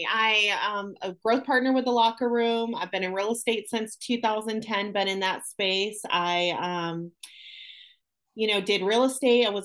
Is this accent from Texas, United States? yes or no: no; Syracuse, New York, United States; moved away as an adult; now in Jacksonville, United States; I am from Syracuse, New York, born and raised there. I moved to Jacksonville, Florida in 1999.